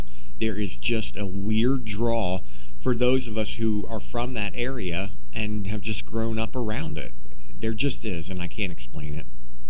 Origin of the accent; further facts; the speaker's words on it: Meigs County, Ohio, United States; I grew up in Meigs County, which is just down the road from where BLENNERHASSETT ISLAND is.